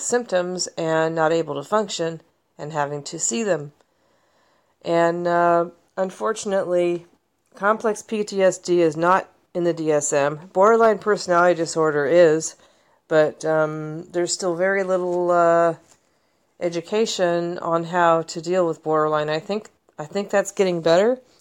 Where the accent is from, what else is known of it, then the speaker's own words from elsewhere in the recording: United States; as an American mental health consumer